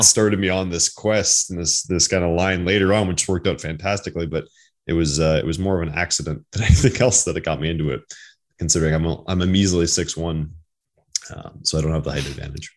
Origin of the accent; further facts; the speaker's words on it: Ottawa Valley, Ontario, Canada; I grew up in Ottawa Valley, rural side